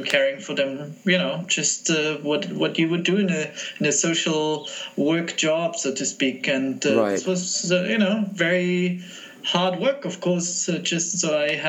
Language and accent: English; Munich, Bavaria, Germany; moved away as an adult; I grew up in Munich in a setting that was not very diverse